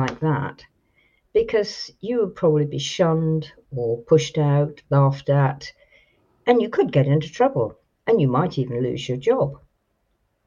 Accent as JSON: {"language": "English", "area": "Dartmoor", "region": "South West England", "country": "United Kingdom", "tie": "born or raised there", "also_born_or_lived": "Isle of Man", "said": "I was born actually on Dartmoor and I lived there on and off"}